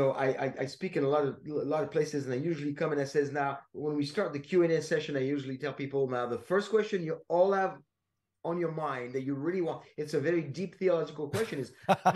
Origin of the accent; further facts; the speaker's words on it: Paris, Île-de-France, France; also born or lived in Seattle, Washington; now in Rockwall, United States; I was born in Paris, France